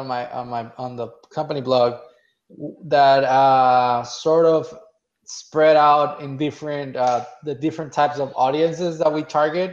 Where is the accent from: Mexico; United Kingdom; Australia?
Mexico; now in United States; I was born and raised in Mexico